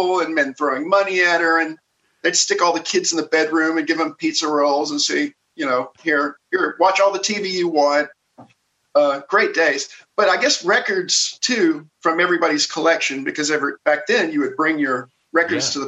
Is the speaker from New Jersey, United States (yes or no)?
no; Jasper, Alabama, United States; now in Burbank, United States; I grew up in the South, but I'm rooted in a little town in Alabama called Jasper